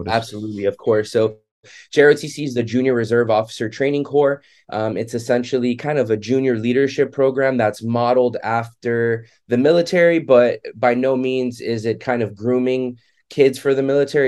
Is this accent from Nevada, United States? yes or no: no; Miami Beach, Florida, United States; I was born and raised in Miami Beach, Florida.